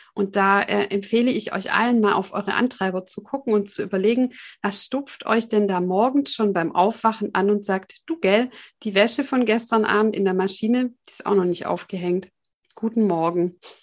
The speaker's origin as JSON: {"language": "German", "region": "Swabia", "country": "Germany", "said": "ich komme ja aus dem Schwabenland"}